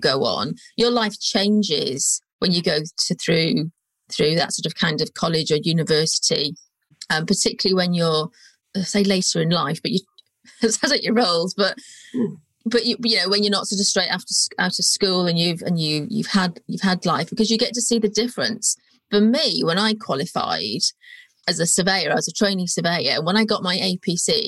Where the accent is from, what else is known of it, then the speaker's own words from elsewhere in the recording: North Wales, United Kingdom; moved away as an adult; also born or lived in Birmingham; now in London, United Kingdom; I came from North Wales. There wasn't really any surveying type or even well-paid jobs there at the time. And I first moved to Birmingham